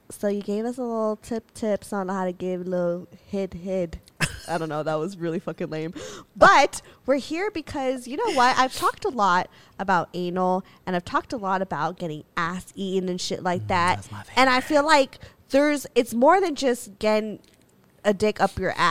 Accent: Philippines; know we're fucking Filipino as fuck.

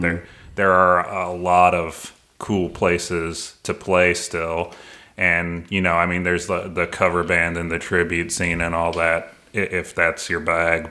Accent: St. Louis, Missouri, United States; moved away as an adult; also born or lived in Seattle; I was actually born in St. Louis.

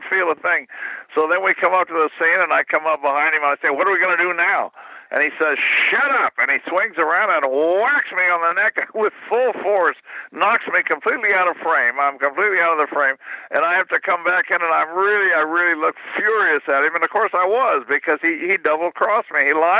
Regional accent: Kansas City, Missouri, United States; moved away as an adult; I spent the first 19 years of my life in Kansas City

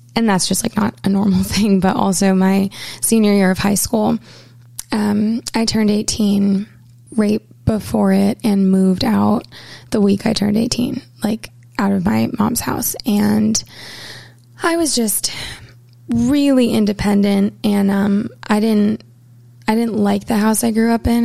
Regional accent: Portland, Maine, United States; moved away as an adult; I grew up in Portland, Maine, and spent the first 18 years of my life here

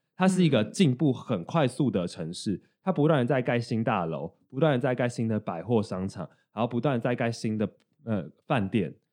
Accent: Taiwan; 我们是台湾人

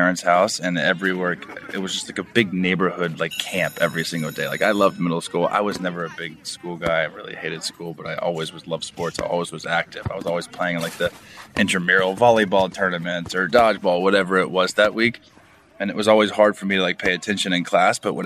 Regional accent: Orlando, Florida, United States; I grew up in Orlando, Florida

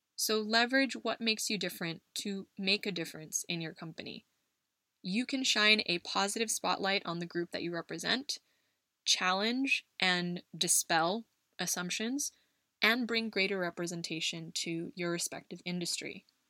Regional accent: United States; moved away; my home country of the US

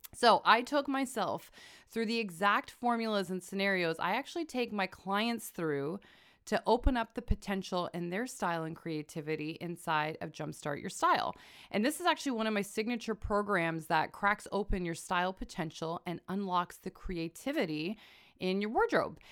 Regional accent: Canada; I am a Canadian

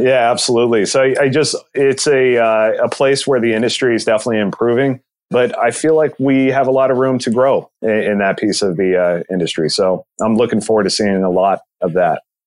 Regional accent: Southern California, United States; I'm from born and raised Southern California

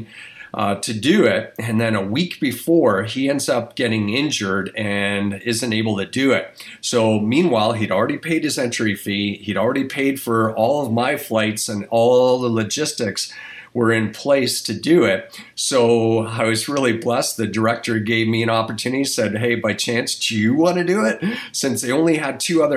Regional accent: Toronto, Ontario, Canada; moved away as an adult; also born or lived in New Mexico, United States; a kid growing up in Toronto, Canada, and moving on to the States

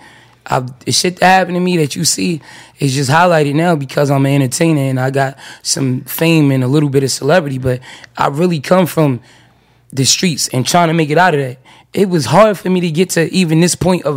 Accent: New York, United States; I'm from New York

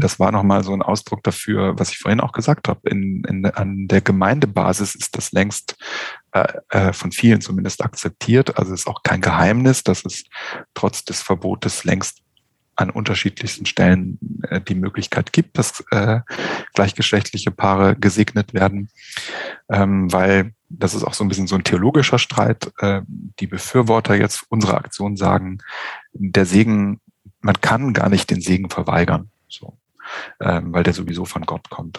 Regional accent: Germany; hier bei uns in Deutschland

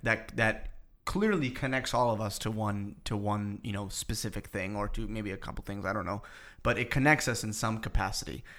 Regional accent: Boston, Massachusetts, United States; now in New York, United States; I was just back home. I'm from Boston

